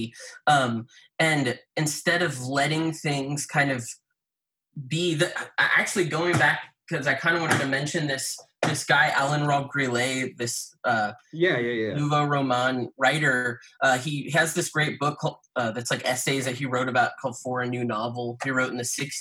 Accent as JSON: {"language": "English", "town": "Austin", "region": "Texas", "country": "United States", "tie": "born or raised there", "said": "I'm from Austin."}